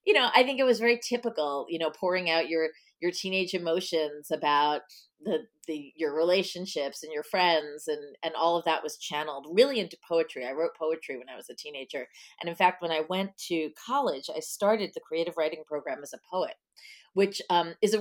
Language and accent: English; Nesconset, New York, United States; I grew up on Long Island.